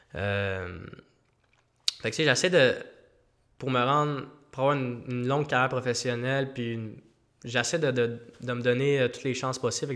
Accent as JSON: {"language": "French", "region": "Quebec", "country": "Canada", "said": "je suis Québécois, le seul Québécois, à sur l'équipe euh, amateur"}